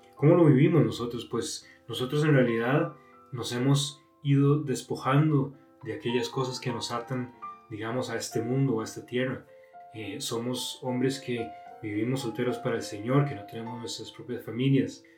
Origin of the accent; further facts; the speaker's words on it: Costa Rica; moved away as an adult; now in Monterrey, Mexico; soy de Costa Rica